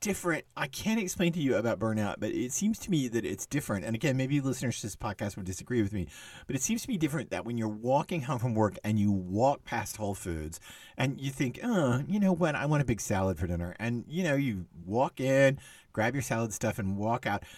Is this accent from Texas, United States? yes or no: yes; Texas, United States; I was growing up in Texas